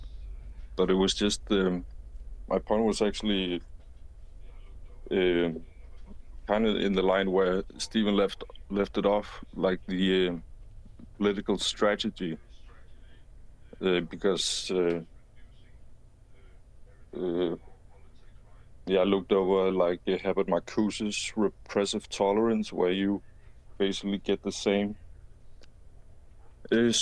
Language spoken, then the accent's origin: English; Denmark; I'm from Denmark